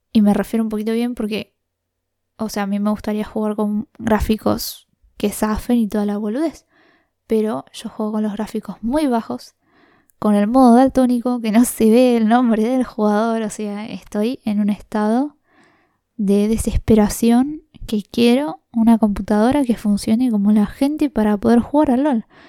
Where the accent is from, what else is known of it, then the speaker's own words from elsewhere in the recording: La Plata, Buenos Aires Province, Argentina; soy de La Plata, del barrio Los Hornos